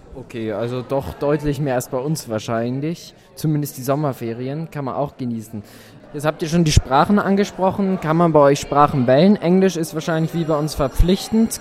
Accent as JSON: {"language": "German", "country": "Germany", "said": "bei uns in Deutschland"}